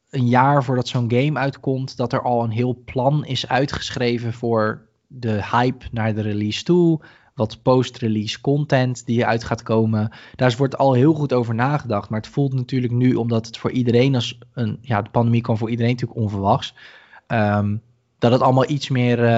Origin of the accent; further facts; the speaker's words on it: Rotterdam, South Holland, Netherlands; also born or lived in Kralingen; is het land waar de vikingen zitten is eigenlijk een beetje zoals Rotterdam-Zuid. Waar ik ben opgegroeid. En zij zoeken een betere plek. En toen mijn familie naar